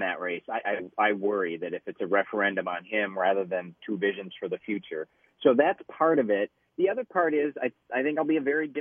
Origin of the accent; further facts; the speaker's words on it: Detroit Lakes, Minnesota, United States; moved away; I'm actually up in Detroit Lakes. We have been campaigning today, and this is my hometown